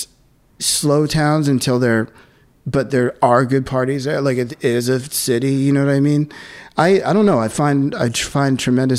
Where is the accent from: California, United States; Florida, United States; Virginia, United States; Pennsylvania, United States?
Pennsylvania, United States; Philadelphia; now in New York, United States; I mean, I love Philly. Yeah. Like, I feel like wherever you grew up, like, always has to have a special place in your heart.